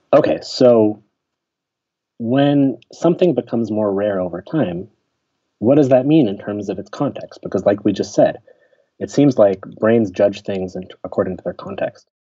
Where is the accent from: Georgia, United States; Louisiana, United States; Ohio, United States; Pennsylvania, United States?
Pennsylvania, United States; Pittsburgh; moved away as an adult; also born or lived in Chicago; I grew up in Pittsburgh, which is a city, but uh, a pretty friendly, smaller city kind of in the Midwest, not quite the east, east coast of the United States